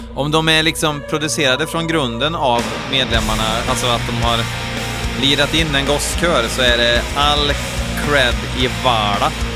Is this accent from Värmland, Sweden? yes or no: yes; Värmland, Sweden; i Värmland, där jag kommer ifrån.